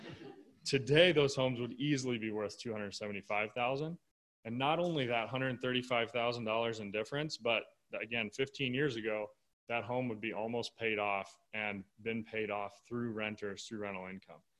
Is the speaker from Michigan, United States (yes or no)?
yes; Michigan, United States; moved away; I grew up in Michigan